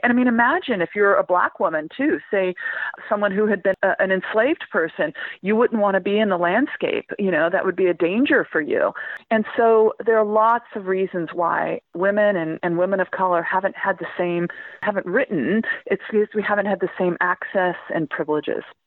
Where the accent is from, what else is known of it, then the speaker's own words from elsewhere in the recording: Central Valley, California, United States; moved away as an adult; now in England, United Kingdom; my hometown in the middle of the Central Valley in California